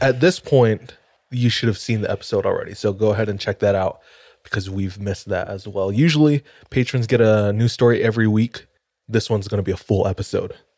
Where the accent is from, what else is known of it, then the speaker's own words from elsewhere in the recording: Hawaii, United States; moved away as an adult; now in Utah, United States; born and raised in Hawaii